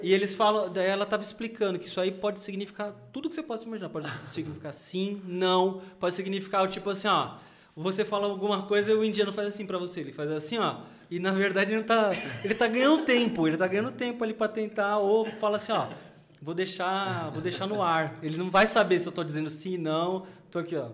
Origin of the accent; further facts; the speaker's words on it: São Paulo, Brazil; eu sou paulistano.